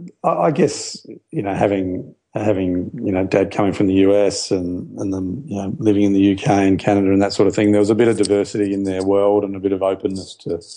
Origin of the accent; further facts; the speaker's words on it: Adelaide, South Australia, Australia; born there; I was born in Adelaide.